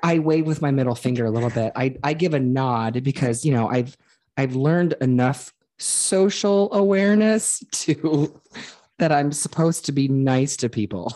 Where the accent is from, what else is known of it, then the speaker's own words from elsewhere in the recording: Ohio, United States; I grew up in Ohio